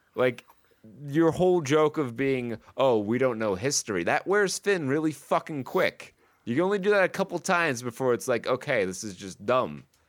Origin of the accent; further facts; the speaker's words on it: Saratoga County, New York, United States; I grew up in Saratoga County, where the Battle of Saratoga happened